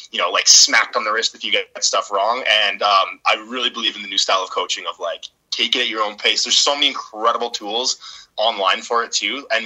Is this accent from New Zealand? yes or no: no; Edmonton, Alberta, Canada; growing up in Northside Edmonton